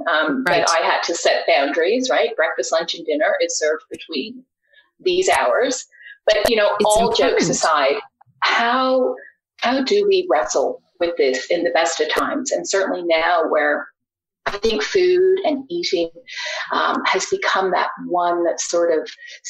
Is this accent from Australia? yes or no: yes; Australia; I'm originally from Australia, grew up on the farm.